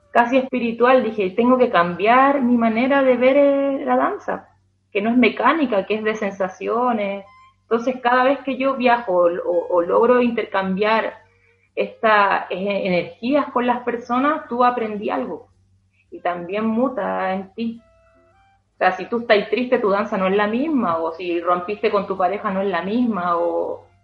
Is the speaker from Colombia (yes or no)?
no; Chile; todos los días a nosotros como chilenos, como entre comillas conejillos de India, primera vez que estábamos en ese mundial